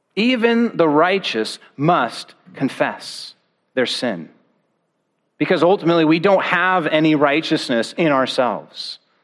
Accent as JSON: {"language": "English", "region": "Oregon", "country": "United States", "tie": "born or raised there", "said": "I grew up in Oregon"}